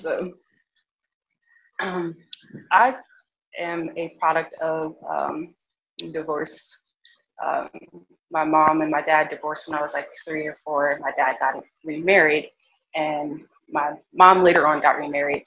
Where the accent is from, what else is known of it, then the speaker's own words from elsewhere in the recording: Virginia, United States; also born or lived in California; I grew up in Virginia